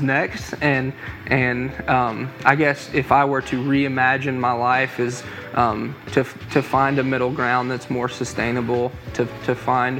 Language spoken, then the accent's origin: English; Maryville, Tennessee, United States; I'm from Maryville, Tennessee, born and raised, and have grown up in this community